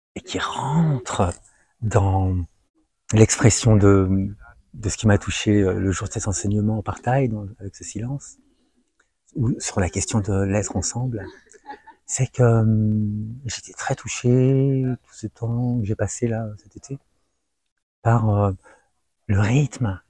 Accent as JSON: {"language": "French", "country": "France", "tie": "born or raised there", "said": "je suis né en France et j'ai grandi en France et j'ai fait mes classes en France"}